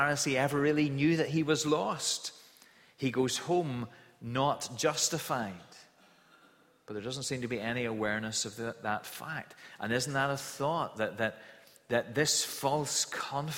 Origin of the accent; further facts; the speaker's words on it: Kilkeel, Northern Ireland, United Kingdom; the house that I grew up in Kilkeeler, in the countryside outside Kilkeeler.